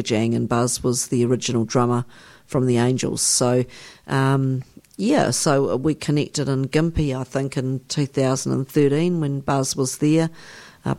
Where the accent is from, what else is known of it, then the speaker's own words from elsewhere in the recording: New Zealand; I come from New Zealand